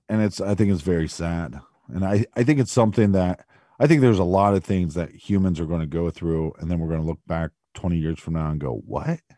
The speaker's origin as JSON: {"language": "English", "area": "outside of Columbus", "region": "Ohio", "country": "United States", "tie": "born or raised there", "said": "I'm from outside of Columbus."}